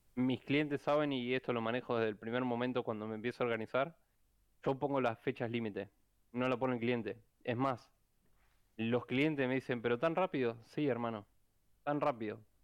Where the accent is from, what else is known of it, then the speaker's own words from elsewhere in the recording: Rosario, Santa Fe, Argentina; algunos programadores somos acá de Rosario